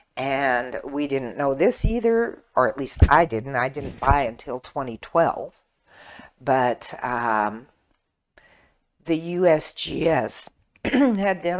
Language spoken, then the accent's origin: English; Washington, United States; moved away as an adult; also born or lived in Hawaii; now in Burnsville, United States; Washington State, where I'm from